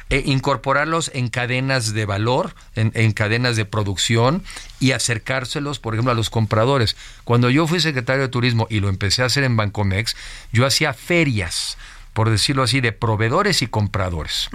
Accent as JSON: {"language": "Spanish", "country": "Mexico", "said": "soy mexicano"}